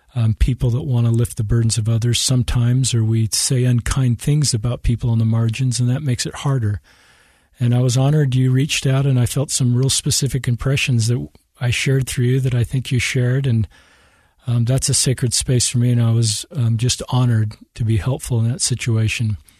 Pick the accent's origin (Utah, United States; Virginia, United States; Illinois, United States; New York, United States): Utah, United States; Salt Lake City; I'm um, native of Utah. Grew up here in Salt Lake City.